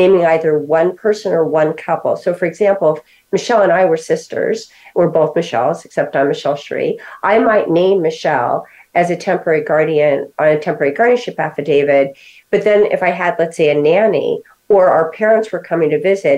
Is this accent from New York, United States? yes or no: yes; New York, United States; moved away; And I'm originally from New York.